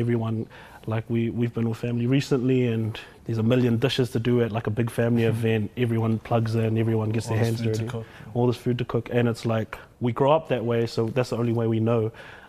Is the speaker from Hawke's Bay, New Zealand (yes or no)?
no; Auckland, New Zealand; We want to make it cool to be from GI, because it is cool to be from GI.